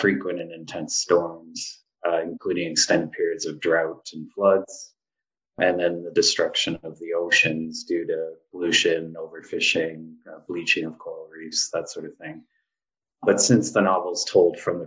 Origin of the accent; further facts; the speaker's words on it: Hamilton, Ontario, Canada; also born or lived in Yellowknife; now in Toronto, Canada; I grew up like in Ancaster, which is a suburb. It's actually bigger than Yellowknife, but you know, suburb of Hamilton.